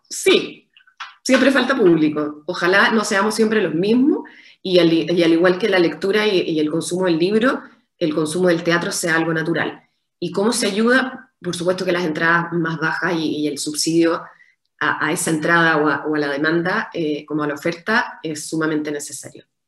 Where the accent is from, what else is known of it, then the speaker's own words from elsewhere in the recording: Chile; como chilenos